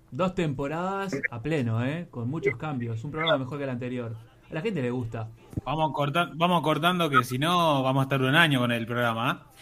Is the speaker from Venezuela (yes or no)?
no; Uruguay; now in Spain; soy uruguayo, estoy en España